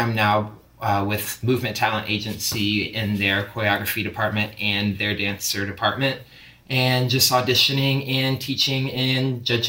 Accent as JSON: {"language": "English", "town": "Charlotte", "region": "North Carolina", "country": "United States", "tie": "born or raised there", "also_born_or_lived": "Miami", "moved": "as an adult", "lives_now": "Los Angeles, United States", "said": "I am originally from Charlotte, North Carolina."}